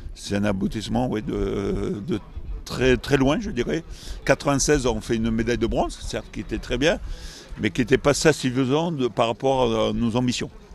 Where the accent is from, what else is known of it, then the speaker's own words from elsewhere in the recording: Nouvelle-Aquitaine, France; also born or lived in Bergerac / Bordeaux; on, vit dans une très belle région, gastronomique aussi, viticole